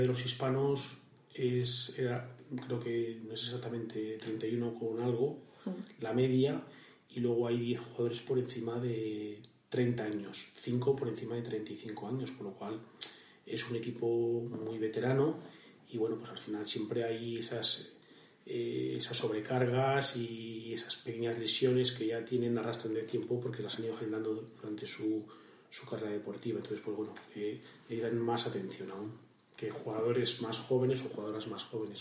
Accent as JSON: {"language": "Spanish", "town": "Vadocondes", "region": "Castile and León", "country": "Spain", "also_born_or_lived": "Aranda de Duero", "said": "Badocondes, mi pueblo, está muy cerca de Madrid"}